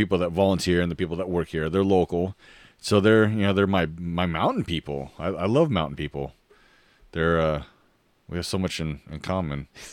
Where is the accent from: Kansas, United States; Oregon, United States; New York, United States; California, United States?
Oregon, United States; moved away; growing up in Oregon, it's all green and wet